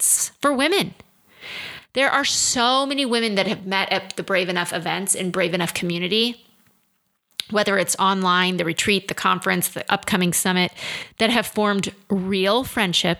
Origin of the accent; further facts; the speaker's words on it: Midwest, United States; I grew up in the middle of the Midwest. I'm a country girl at heart